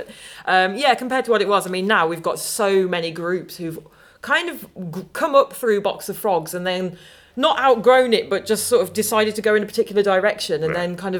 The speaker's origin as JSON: {"language": "English", "town": "Dudley", "region": "West Midlands", "country": "United Kingdom", "tie": "born or raised there", "also_born_or_lived": "Oxford / London", "moved": "as an adult", "lives_now": "Birmingham, United Kingdom", "said": "I am a Midlander by birth."}